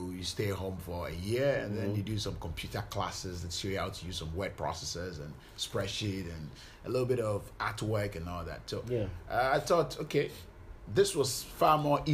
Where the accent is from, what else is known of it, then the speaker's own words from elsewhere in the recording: Ghana; I was born here in Ghana and live all my life in Ghana.